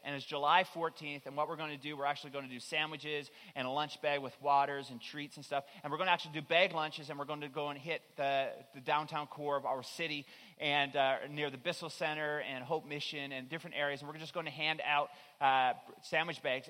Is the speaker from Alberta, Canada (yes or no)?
no; Newfoundland and Labrador, Canada; moved away; I'm originally from Newfoundland